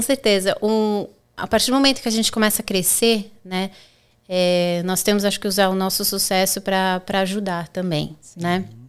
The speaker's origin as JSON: {"language": "Portuguese", "region": "São Paulo", "country": "Brazil", "also_born_or_lived": "Orlando, United States / Boston, United States", "moved": "as an adult", "lives_now": "Florida, United States", "said": "Sou advogada no Brasil, é, como você disse, sou de São Paulo"}